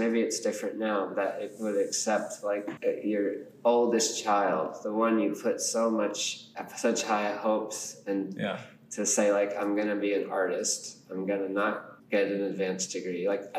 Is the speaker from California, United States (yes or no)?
yes; California, United States; also born or lived in Japan; I was born in Japan. Then we moved to California.